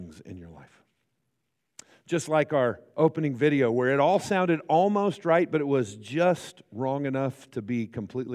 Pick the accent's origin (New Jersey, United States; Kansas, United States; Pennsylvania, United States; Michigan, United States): Kansas, United States; Great Bend; now in Hutchinson, United States; I grew up in Great Bend, Kansas, which is, 45, 50 minutes from here